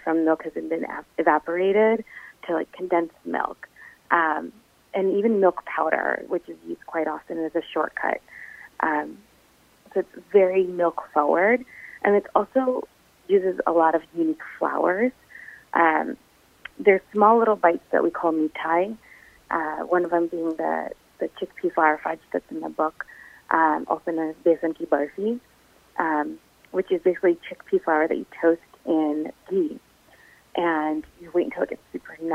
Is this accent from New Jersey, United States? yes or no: yes; New Jersey, United States; my parents immigrated to the U.S. in the late 80s, and growing up in New Jersey, we had Indian food every single night